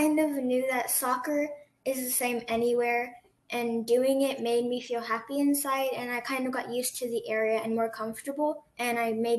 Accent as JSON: {"language": "English", "country": "Japan", "tie": "born or raised there", "also_born_or_lived": "Hawaii, United States", "said": "even though I was born in Hawaii and then moved to Japan. I kind of spent all my life there. That's why I kind of got used to the Japanese things"}